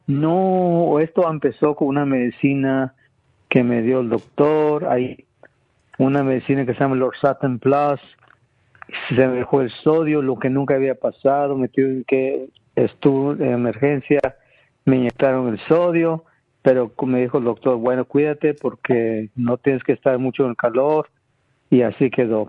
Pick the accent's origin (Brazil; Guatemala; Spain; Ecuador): Guatemala; moved away; yo nací en Guatemala, donde, en el campo